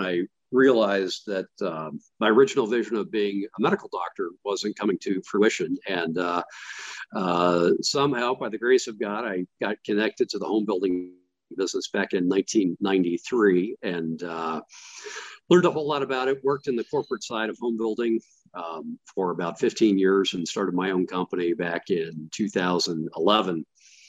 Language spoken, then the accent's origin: English; Florida, United States; moved away as an adult; now in Atlanta, United States; I grew up in Florida